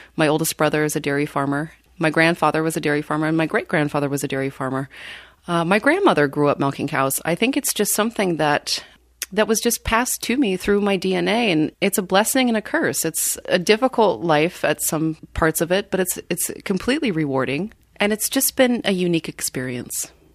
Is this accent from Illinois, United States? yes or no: no; Washington, United States; now in Wisconsin, United States; I grew up in Washington State on a dairy farm.